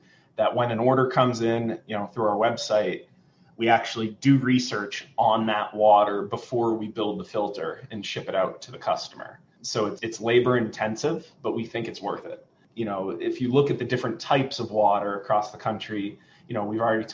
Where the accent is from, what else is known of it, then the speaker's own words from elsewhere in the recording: Maine, United States; now in Washington, D.C., United States; I come from Maine.